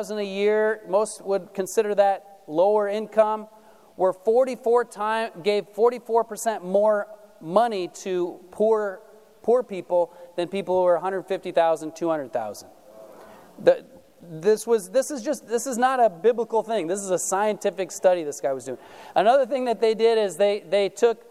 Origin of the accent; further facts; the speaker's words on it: United States; us as American Christians